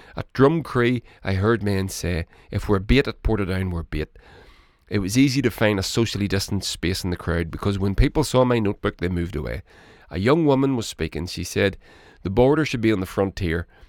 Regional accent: Northern Ireland, United Kingdom

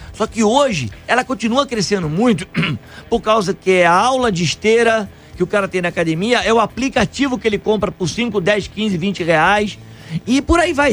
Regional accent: Niterói, Rio de Janeiro, Brazil; now in São Paulo, Brazil; Eu nasci em Niterói, cheguei em São Paulo aqui.

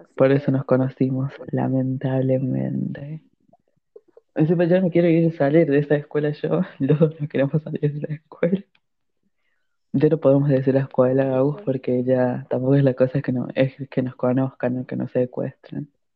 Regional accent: La Rioja, Argentina; yo y la Agustina somos de Argentina. Somos de una provincia pobre que es La Rioja

